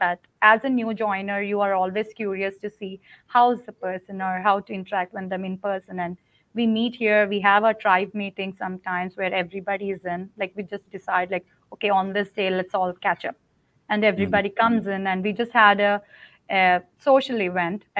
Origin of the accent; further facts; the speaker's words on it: India; moved away as an adult; I'm from India, okay. So I worked in India and came here